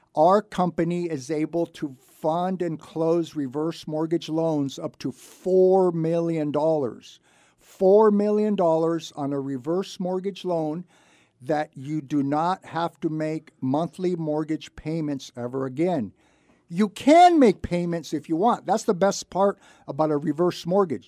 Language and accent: English; Santa Barbara, California, United States; I was born and raised in Santa Barbara, I graduated from Santa Barbara High School many, many years ago